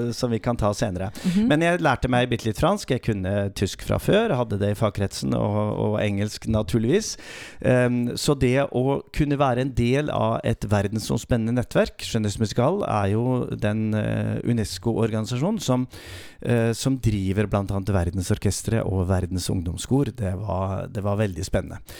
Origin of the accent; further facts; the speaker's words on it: Glomfjord, Nordland, Norway; moved away; min mor hjemme i Nord-Norge, i Glomfjord